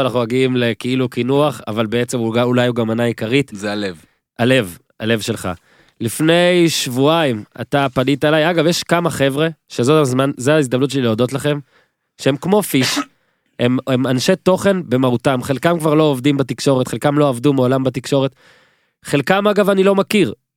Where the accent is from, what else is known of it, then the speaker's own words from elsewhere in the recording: Northern District, Israel; now in Tel Aviv, Israel; אני מהצפון אז מותר במקור, אני גר בתל אביב מ-2006